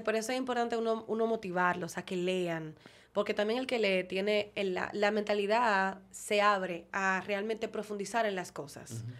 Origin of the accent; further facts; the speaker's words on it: Dominican Republic; yo soy dominicano, ok, porque me tocó